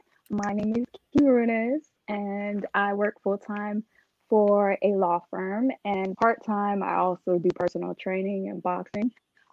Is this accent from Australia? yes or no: no; Guam; also born or lived in Palau; I'm from Guam and Palau, like 2 little tiny Pacific islands way in the Pacific.